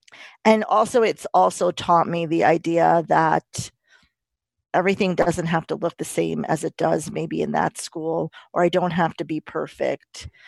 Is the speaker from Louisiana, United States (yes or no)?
no; New York, United States; As with Debbie, I grew up in New York, and around a lot of diversity.